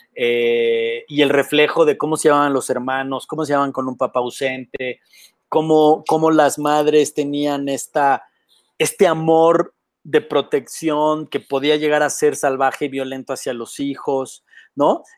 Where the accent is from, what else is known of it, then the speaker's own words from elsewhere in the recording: Mexico; Yo crecí en la CTM